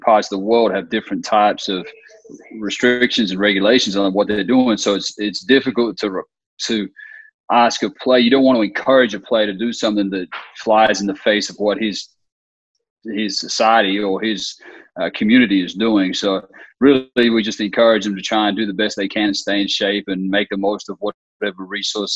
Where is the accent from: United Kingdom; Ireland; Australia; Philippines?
Australia; moved away as an adult; now in United States; I'm originally from Australia, so I grew up in Australia and spent my whole childhood in Australia. I didn't come here until I was in college